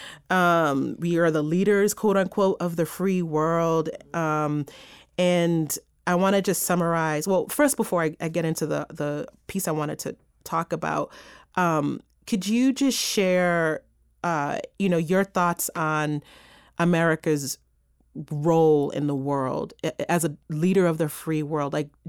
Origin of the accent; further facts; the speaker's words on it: New York, United States; I'm a New Yorker